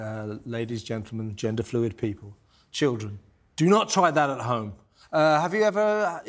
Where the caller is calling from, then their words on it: Missouri, United States; from Missouri.